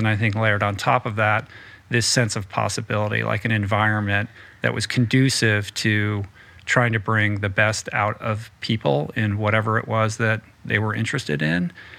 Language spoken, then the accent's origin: English; East Coast, United States; Like, I grew up on the East Coast and, you know, was reared in a kind of checklist household